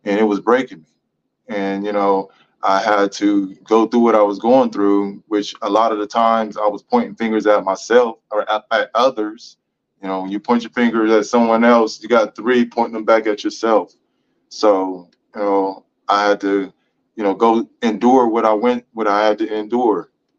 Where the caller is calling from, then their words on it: Columbus, Ohio, United States; I'm coming from Columbus, Ohio. I'm a professional master barber